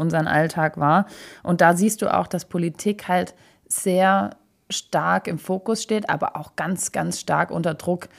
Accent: Stuttgart, Baden-Württemberg, Germany; wir Stuttgarter

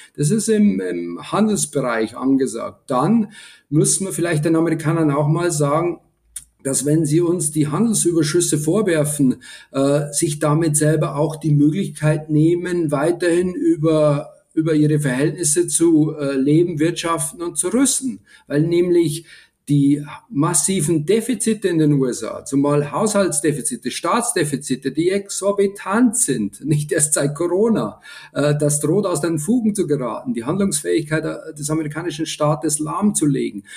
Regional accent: Lower Bavaria, Germany; als Deutscher, zumal als Niederbayer

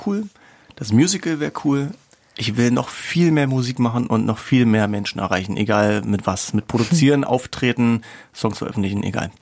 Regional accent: East Germany, Germany; Ich bin auch ein Ossi im tiefsten Innern

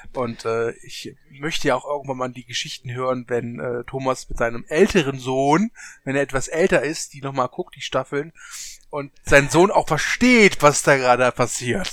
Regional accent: Germany; als Deutscher

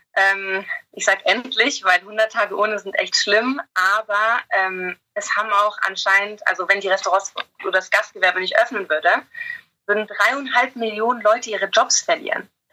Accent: Germany; now in England; Ich als Deutsche

